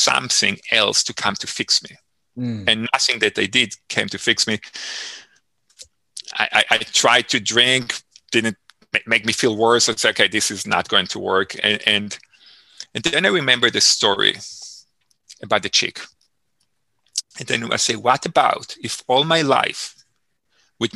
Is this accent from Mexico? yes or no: no; Israel; moved away; I grew up in Israel, as I shared earlier, and I grew up in a farm living style. It's called the kibbutz.